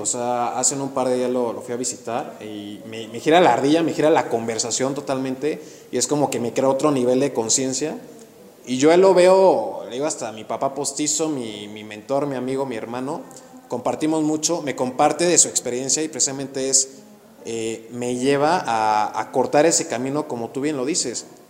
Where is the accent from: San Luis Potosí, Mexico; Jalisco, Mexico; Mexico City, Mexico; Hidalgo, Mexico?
Hidalgo, Mexico; Actopan; moved away as an adult; now in Querétaro, Mexico; yo soy de Hidalgo, soy de Actopan Hidalgo y yo llego a Querétaro a los 18 años a estudiar la universidad